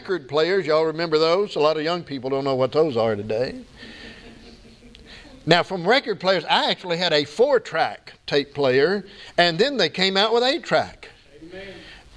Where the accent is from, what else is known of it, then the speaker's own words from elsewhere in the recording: United States; I'm an American